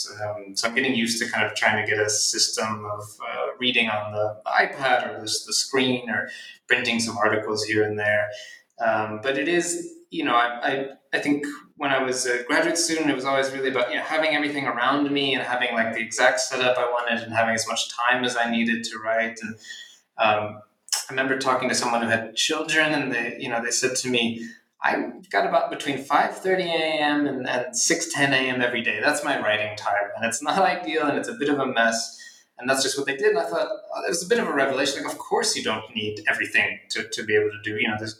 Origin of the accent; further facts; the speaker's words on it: Philadelphia, Pennsylvania, United States; I'm from Philadelphia, and so I kind of wanted to have an adult relationship to the city I grew up